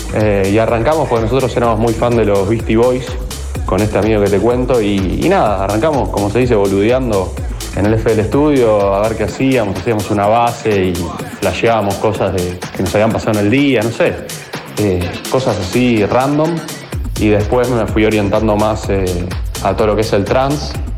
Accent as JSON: {"language": "Spanish", "area": "Zona Sur", "region": "Buenos Aires Province", "country": "Argentina", "tie": "born or raised there", "said": "soy acá de Zona Sur, nacido en Capital, pero, pero criado acá en Zona Sur desde muy chico."}